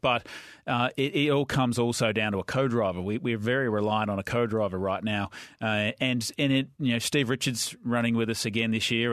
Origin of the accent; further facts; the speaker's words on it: Victoria, Australia; I grew up in Victoria